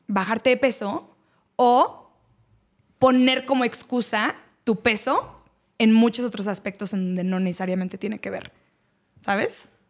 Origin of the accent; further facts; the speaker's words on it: Mexico; yo soy de México